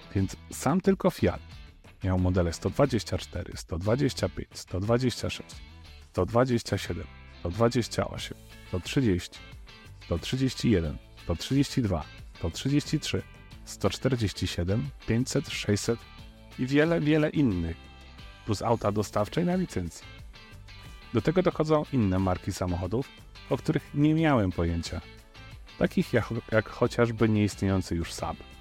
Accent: a village near the Dunajec river, Lesser Poland, Poland; o ile nie zalało naszej wioski, to okoliczny Dunajec przestał nadawać się do pływania. I to był mój dziecięcy problem

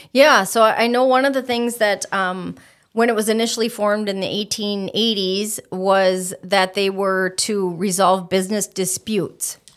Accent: Stillwater, Minnesota, United States; moved away as an adult; also born or lived in St. Cloud, Minnesota; now in Fergus Falls, United States; I was born in Stillwater, Minnesota, which is the birthplace of Minnesota on the Saint Croix River. I lived there for All of my life, gra-, or not all of my life, but all of my childhood

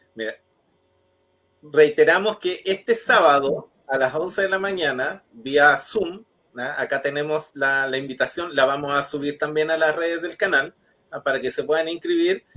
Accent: Chile; now in Chillán, Chile; yo no soy de Ñuble, yo me, crié en otra región y una de las cosas que me llamó la atención cuando llegué a Chillán

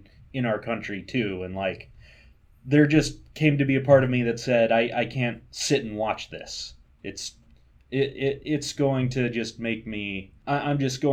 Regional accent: Mount Vernon, Indiana, United States; I grew up in Mount Vernon

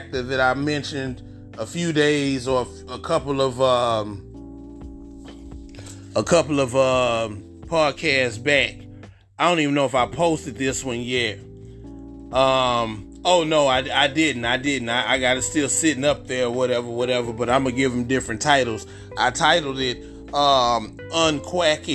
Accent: Houston, Texas, United States; I'm from Houston. If y'all didn't know, I'm from Houston

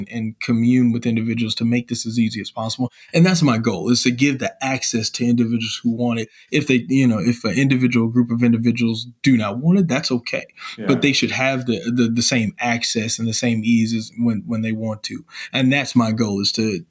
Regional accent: Illinois, United States; moved away; my home state of Illinois.

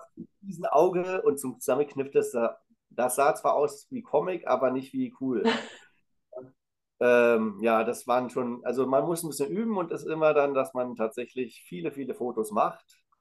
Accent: the East, eastern Germany, Germany; ich komme ja aus dem Osten

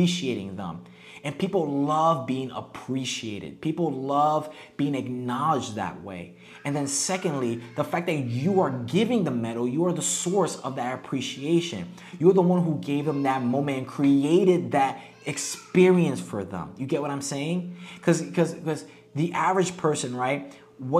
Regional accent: United States; moved away as an adult; now in Mexico; we're from the United States

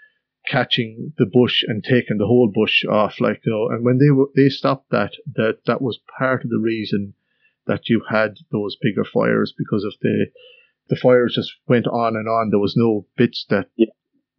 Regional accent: Castlerea, Connacht, Ireland; also born or lived in Australia; I grew up in Australia up until I was about 11 and that. Then I came over to Ireland, to Cassaree and Roscommon, which has a big mart in the middle of it as well.

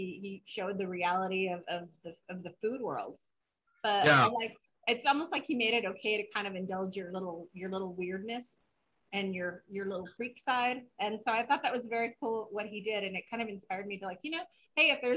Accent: Santa Fe, New Mexico, United States; moved away; I grew up in Santa Fe until I was about

